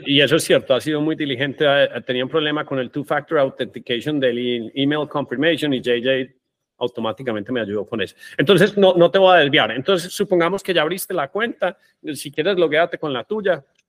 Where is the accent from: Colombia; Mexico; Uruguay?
Colombia; somos colombianos